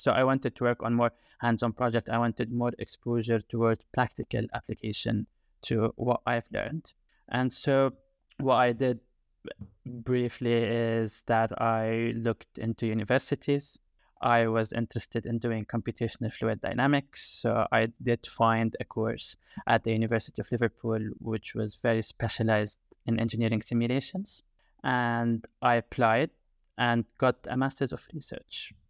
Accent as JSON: {"language": "English", "country": "Jordan", "second_language": "English", "moved": "as an adult", "lives_now": "United Kingdom", "said": "I am originally from Jordan, and I've been in the U K for the past nine years, more or less"}